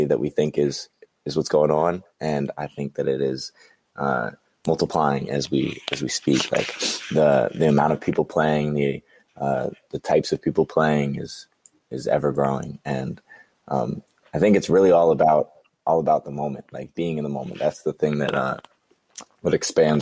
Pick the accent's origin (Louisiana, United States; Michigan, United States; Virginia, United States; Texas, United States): Virginia, United States; Southern; also born or lived in DMV (Washington metropolitan area); now in Northern Virginia, United States; I was born in Southern Virginia